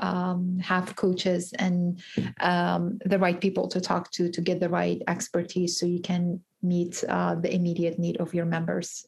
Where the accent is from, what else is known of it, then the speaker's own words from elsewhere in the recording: Georgia, United States; So I'm from Georgia, and uh, I used to be a bagger when I was 16